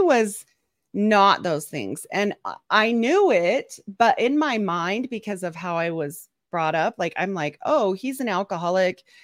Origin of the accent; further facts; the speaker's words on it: Utah, United States; I'm from Utah